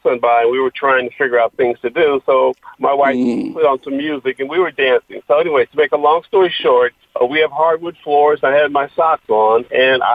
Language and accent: English; Inglewood, California, United States; grew up in Inglewood